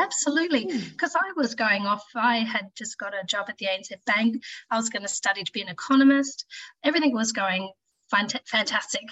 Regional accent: Launceston, Tasmania, Australia; also born or lived in Brisbane; I grew up in Launceston, um, spent most of my life here

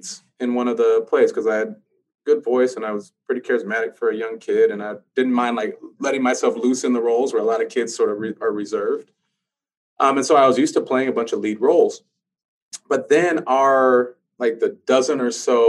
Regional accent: California, United States; moved away as an adult; I'm from Cali

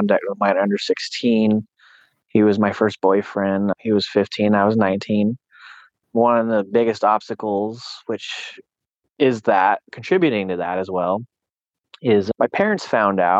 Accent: Susanville, California, United States; also born or lived in Sacramento, California; I was born in Sacramento, California, raised in Susanville, California.

